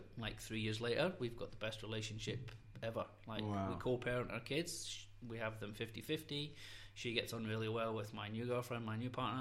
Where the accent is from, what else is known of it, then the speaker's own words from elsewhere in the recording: Scotland, United Kingdom; moved away; we're both from Scotland, so we didn't have any grandparents